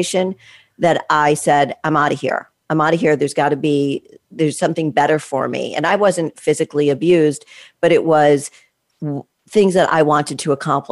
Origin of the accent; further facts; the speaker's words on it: East Coast, United States; I was brought up on the East Coast, not in the Midwest